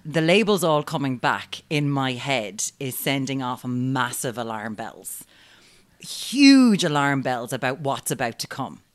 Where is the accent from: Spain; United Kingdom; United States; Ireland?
Ireland; Limerick, Munster; I'm from Limerick and, you know, Stab City, we've got guns now, lads